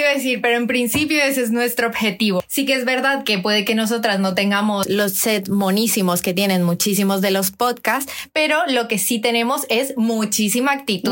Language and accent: Spanish; Colombia; now in Spain; tengo 20 a 30, soy colombiana, por cierto, así que si me notáis algún deje